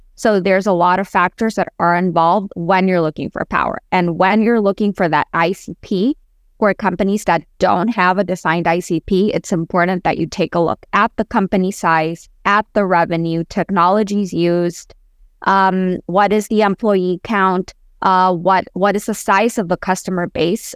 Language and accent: English; Honduras; also born or lived in Boston / Central America; now in Miami, United States; I was born and raised in Honduras, but I lived between Miami, Boston, Central America.